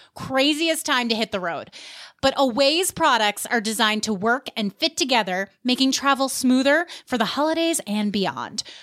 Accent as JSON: {"language": "English", "region": "New York", "country": "United States", "said": "I'm from New York"}